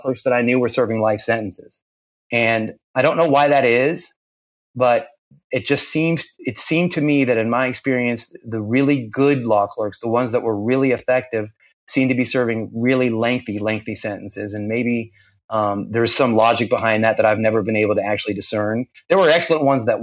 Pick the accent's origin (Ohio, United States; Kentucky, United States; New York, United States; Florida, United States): Florida, United States; Central; moved away as an adult; now in Jacksonville, United States; I relocated to Jacksonville. I'm originally from Central Florida, but I relocated up here and to do this job